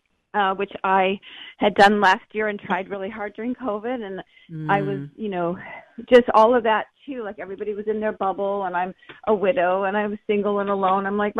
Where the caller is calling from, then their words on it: San Diego, California, United States; I'm calling from San Diego.